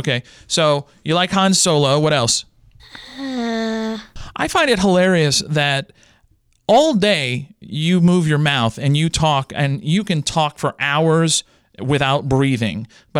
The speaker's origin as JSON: {"language": "English", "region": "Louisiana", "country": "United States", "tie": "born or raised there", "said": "I grew up in the Louisiana educational system, and that kid is screwed."}